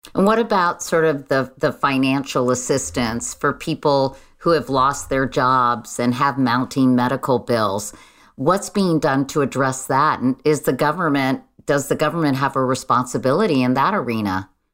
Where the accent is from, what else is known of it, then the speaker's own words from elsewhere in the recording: Virginia, United States; my home state of Virginia